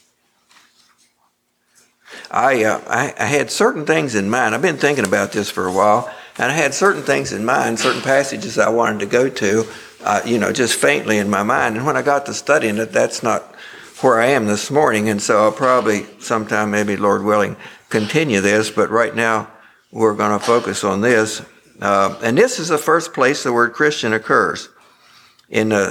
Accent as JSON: {"language": "English", "area": "Rockingham Memorial Hospital", "region": "Virginia", "country": "United States", "tie": "born or raised there", "said": "I was born in Rockingham Memorial Hospital, and I grew up a mile west of the Pike Church"}